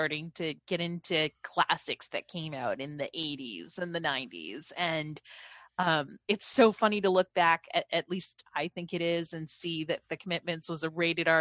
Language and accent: English; New Hampshire, United States; growing up in New Hampshire in 1991